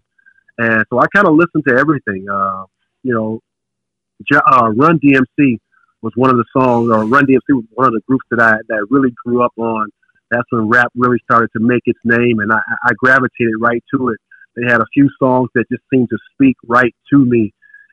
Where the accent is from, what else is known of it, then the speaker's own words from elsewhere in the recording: Wayne, Michigan, United States; moved away as an adult; also born or lived in Detroit; this is my hometown